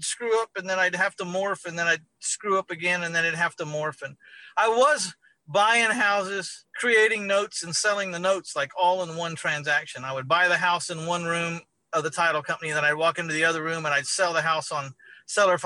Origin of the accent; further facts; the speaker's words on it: San Antonio, Texas, United States; my hometown of San Antonio, Texas